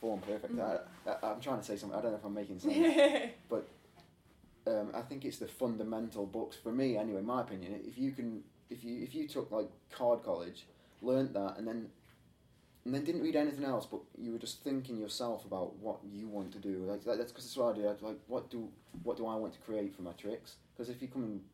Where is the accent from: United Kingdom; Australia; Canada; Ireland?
United Kingdom; Stoke-on-Trent, West Midlands; I'm from Stoke-on-Trent in England.